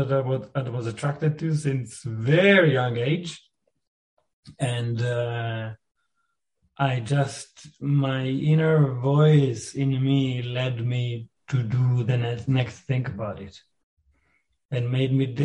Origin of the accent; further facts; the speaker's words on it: Rehovot, Central District, Israel; a conservatory in Rehovot, where I was born in Israel.